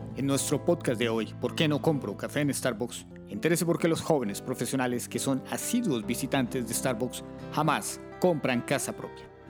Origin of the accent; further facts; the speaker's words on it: Colombia; mi tierra, que tiene sabor a cumbia y café tostado